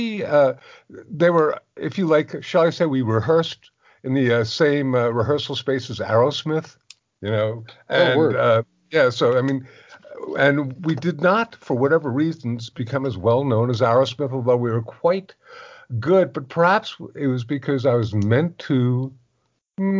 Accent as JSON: {"language": "English", "town": "West Orange", "region": "New Jersey", "country": "United States", "tie": "born or raised there", "also_born_or_lived": "New York City", "moved": "yes", "said": "West Orange, but I was born in New York"}